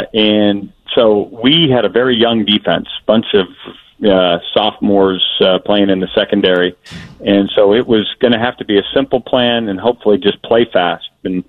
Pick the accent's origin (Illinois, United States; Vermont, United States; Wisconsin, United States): Wisconsin, United States; born there; You know, I was born in Wisconsin. My mom and dad are Dick and Jane, right?